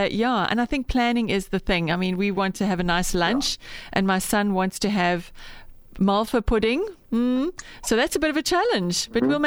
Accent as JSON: {"language": "English", "town": "Bloemfontein", "region": "Free State", "country": "South Africa", "tie": "born or raised there", "said": "I remember years ago um, when I was growing up in Bloem, we had an anthracite stove"}